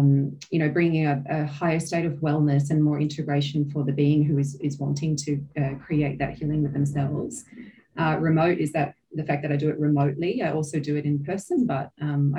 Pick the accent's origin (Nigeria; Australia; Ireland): Australia; now in New Zealand; I'm an Australian born. So I live in New Zealand at the moment.